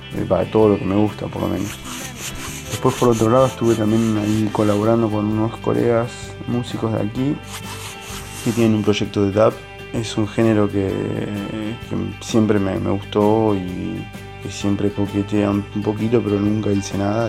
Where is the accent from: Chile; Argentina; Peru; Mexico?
Argentina; moved away as an adult; also born or lived in Marseille, France; now in France; desde que me fui de Argentina y dejé de tocar en Los Álamos